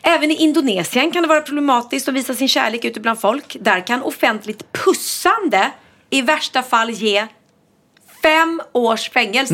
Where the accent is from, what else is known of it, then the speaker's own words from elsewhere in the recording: Sweden; vi är ganska många svenskar